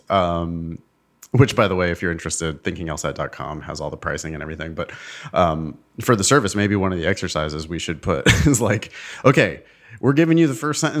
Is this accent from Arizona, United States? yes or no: yes; Arizona, United States; young professionals in my home state of Arizona. I accepted.